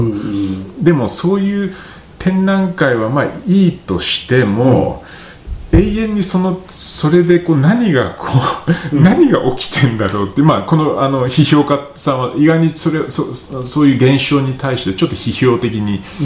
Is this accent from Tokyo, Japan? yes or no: yes; Tokyo, Japan; moved away as an adult; also born or lived in London; now in Nagano, Japan; 東京生まれで東京に長年、まあ、ロンドンとか住んでて、うん、でこう13年前にこう、まあ、長野に来て